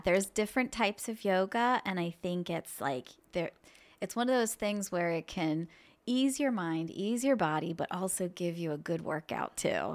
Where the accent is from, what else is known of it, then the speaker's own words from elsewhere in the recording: Annville, Pennsylvania, United States; I grew up in this area. I grew up in Anvil